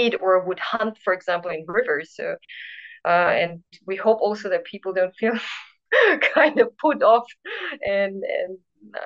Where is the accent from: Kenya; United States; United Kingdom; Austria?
Austria; We're both from Austria, from different parts of Austria, north and south